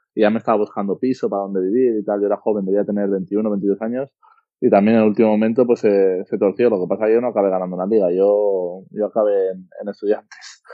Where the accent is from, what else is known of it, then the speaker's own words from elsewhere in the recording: Spain; also born or lived in Russia; now in Valencia, Spain; Aquí en España somos muy haters y bueno, siempre a la que haces un partido malo o pasa algo malo, siempre salen ahí los haters y te ponen un poco a caldo, pero así somos los españoles